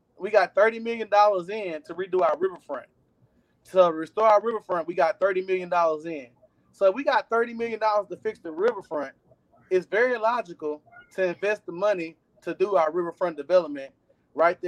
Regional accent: Beaumont, Texas, United States; I'm from Beaumont, Texas

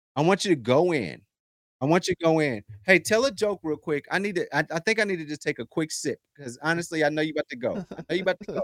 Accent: United States

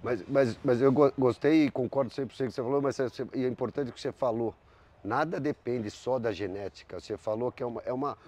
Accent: São Paulo, Brazil; Eu sou uma pessoa que nasci em São Paulo e que fomos para o campo

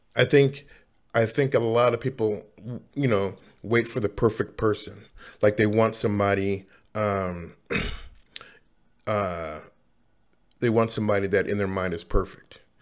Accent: Seattle, Washington, United States; also born or lived in Los Angeles, United States; I come from Seattle, but I, I moved to LA and then come back

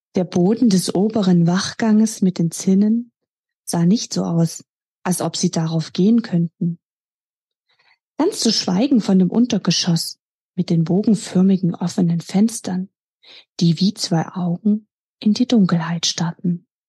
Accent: Dresden, Saxony, Germany; mit Leib und Seele gehöre ich meiner Heimatstadt Dresden

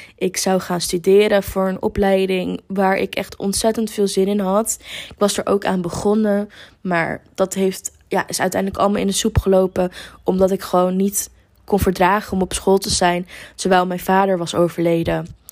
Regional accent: near Amsterdam, North Holland, Netherlands; moved away as an adult; now in Lisbon, Portugal; ik kom uit de buurt van Amsterdam

